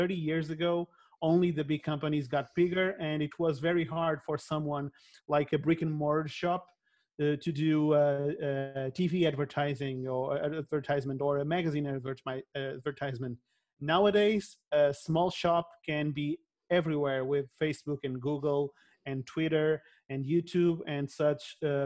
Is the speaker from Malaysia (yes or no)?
no; Portugal; I'm from Portugal